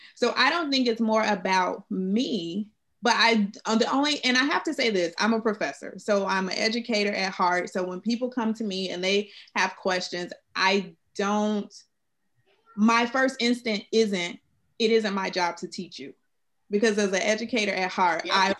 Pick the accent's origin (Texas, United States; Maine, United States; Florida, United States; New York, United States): Florida, United States; South; I'm from South Florida, and um, I was the only Black kid in my preschool